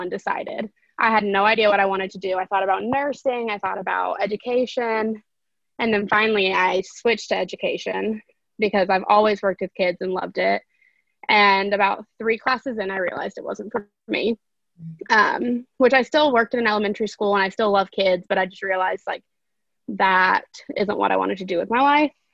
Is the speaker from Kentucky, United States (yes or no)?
yes; Lexington, Kentucky, United States; I am from Lexington, Kentucky, so where UK is, and I majored in journalism at UK with a minor in business. And yeah, so I've pretty much just been in Lexington my entire life